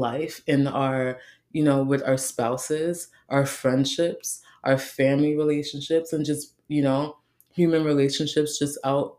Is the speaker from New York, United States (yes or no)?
yes; New York City, New York, United States; I grew up in the Bronx.